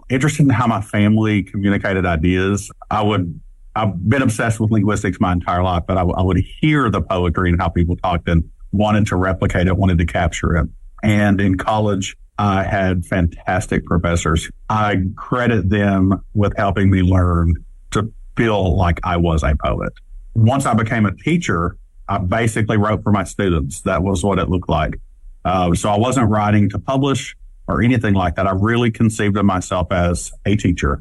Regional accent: Appalachia, United States; also born or lived in Kentucky; queer and Appalachian

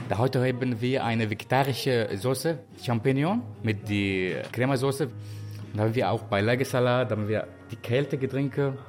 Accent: Aleppo, Aleppo Governorate, Syria; German is a second language; now in Germany; Ich komme aus Syrien, genau aus Aleppo

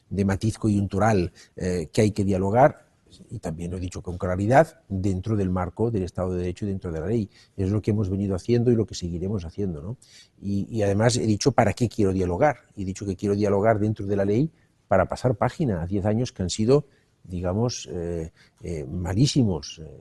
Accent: Catalonia, Spain; somos más los que no la queremos y todos somos catalanes

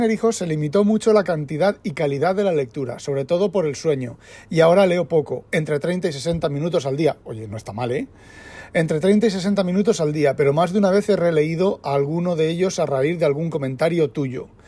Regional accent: Spain; En, España estaría en el mismo gueto, siendo español. Lo que aquí, por ejemplo, no sé, en España por la renta me preocupaba yo de mirar, de estar un poco al día.

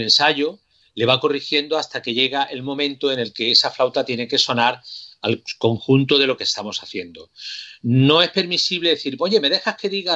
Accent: Córdoba, Andalusia, Spain; mi ciudad Córdoba

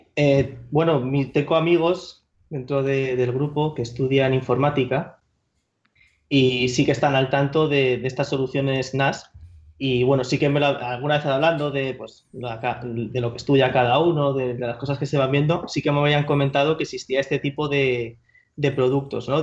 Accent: Madrid, Community of Madrid, Spain; moved away as an adult; now in Paris, France; yo soy de Madrid, de Madrid capital

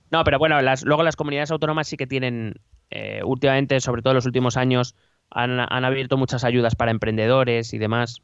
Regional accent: Community of Madrid, Spain; somos de Madrid

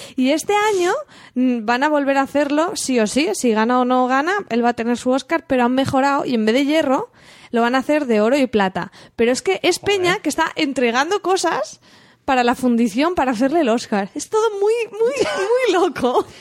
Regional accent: Alcoy, Valencian Community, Spain; mi pueblo, de Alcoy

